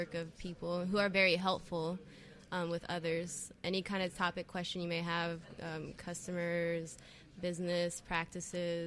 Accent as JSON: {"language": "English", "region": "North Carolina", "country": "United States", "tie": "born or raised there", "also_born_or_lived": "New Jersey / Wilmington, North Carolina", "said": "I left there when I was a kid, and I grew up in North Carolina"}